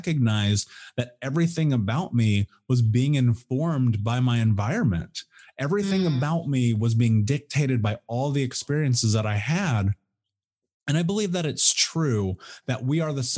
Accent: Indianapolis, Indiana, United States; I grew up in Indianapolis in the Midwest in America

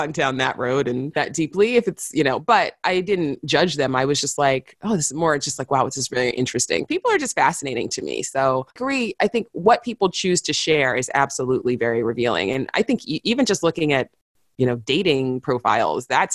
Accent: New York City, New York, United States; I grew up in New York City

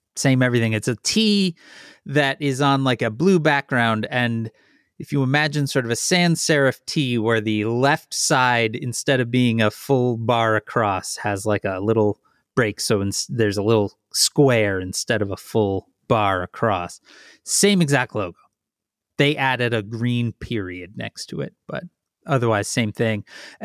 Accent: Chicago, Illinois, United States; because I am from the Chicago area, you get field trips when you're a kid.

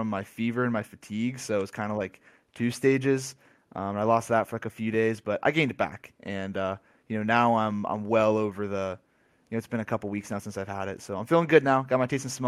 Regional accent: Cincinnati, Ohio, United States; also born or lived in Columbus, Ohio; born and raised Cincinnati, Ohio, to a Greek family

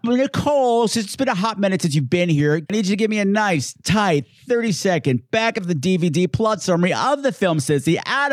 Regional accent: New York, United States; Hey, I'm from New York. What do you want from me? Hey, we'll go back to our regional accents today.

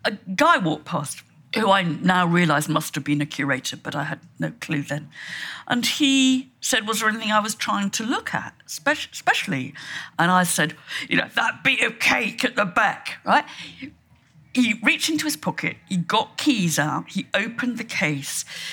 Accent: Shropshire, West Midlands, United Kingdom; When I was about five, and I came from Shropshire

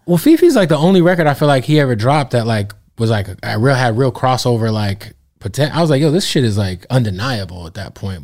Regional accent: Arizona, United States; now in Los Angeles, United States; I'm from Arizona

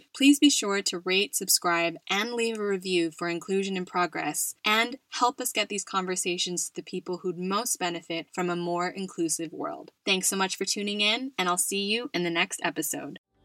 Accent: United States; now in Spain; my home country of the US

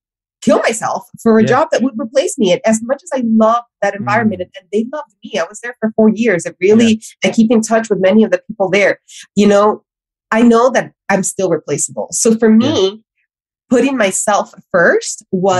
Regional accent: Miami, Florida, United States; also born or lived in Honduras; I was born in Honduras, I was raised in Miami

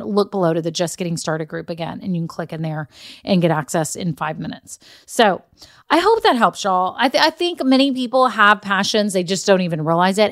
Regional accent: Texas, United States; I grew up in Texas

